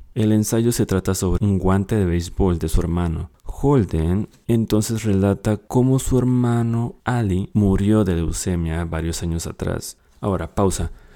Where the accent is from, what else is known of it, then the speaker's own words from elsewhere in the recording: Mexico; Soy de México